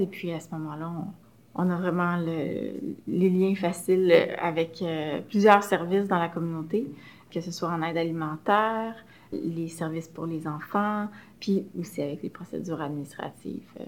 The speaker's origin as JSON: {"language": "French", "town": "Montreal", "region": "Quebec", "country": "Canada", "tie": "born or raised there", "said": "Je suis montréalaise. J'ai grandi dans l'arrondissement de Saint-Laurent"}